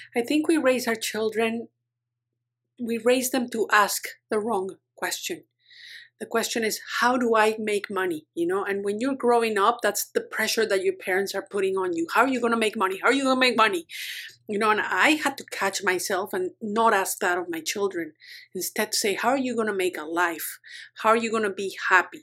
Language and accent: English; Mexico; moved away as an adult; also born or lived in United States; now in Vancouver Island, Canada; I grew up in Mexico